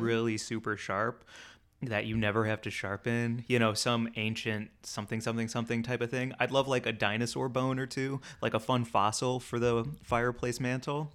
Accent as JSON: {"language": "English", "town": "St. Louis", "region": "Missouri", "country": "United States", "tie": "born or raised there", "said": "I grew up in Saint Louis"}